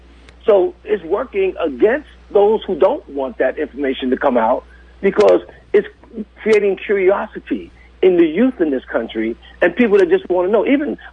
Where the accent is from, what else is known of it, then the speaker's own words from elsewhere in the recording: New York City, New York, United States; now in Redmond, Oregon, United States; I grew up in the 60s. I grew up in New York City. I grew up in Harlem.